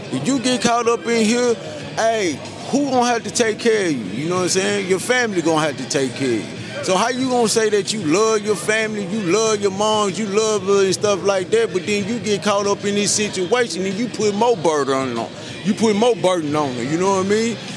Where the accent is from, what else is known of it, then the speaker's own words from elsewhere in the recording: Grenada, Mississippi, United States; I'm from Grenada, Mississippi